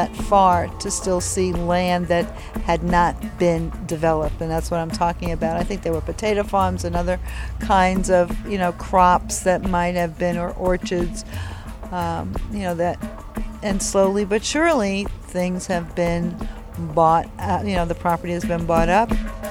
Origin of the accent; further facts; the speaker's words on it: Long Island, New York, United States; now in California, United States; I grew up on Long Island, and at that time, in the 50s and 60s